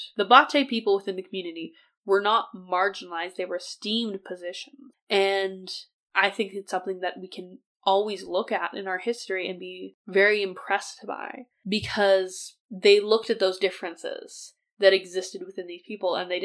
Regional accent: Canada; I'm from Canada

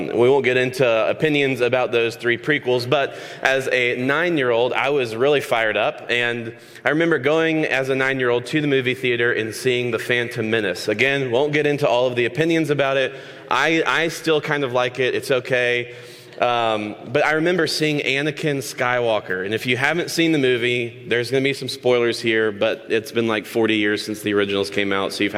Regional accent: Tallahassee, Florida, United States; As a kid, I grew up in Tallahassee, Florida.

